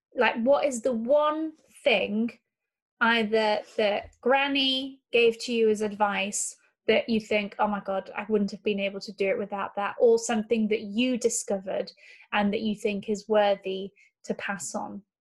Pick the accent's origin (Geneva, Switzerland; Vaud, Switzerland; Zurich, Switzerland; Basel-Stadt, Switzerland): Geneva, Switzerland; growing up in Geneva